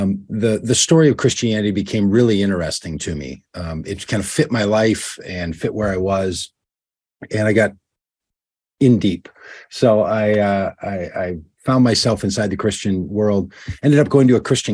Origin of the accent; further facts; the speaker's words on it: Minnesota, United States; I'm from Minnesota. That's where I live now. Grew up here, and I've lived here almost all of my life.